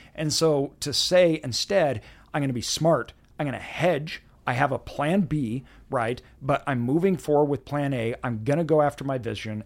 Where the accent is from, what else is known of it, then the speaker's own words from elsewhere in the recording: Meridian, Idaho, United States; I grew up in Meridian